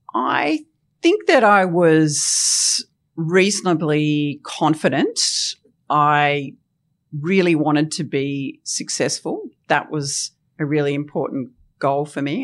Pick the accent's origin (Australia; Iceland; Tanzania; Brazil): Australia; Tasmania; I loved growing up in Tasmania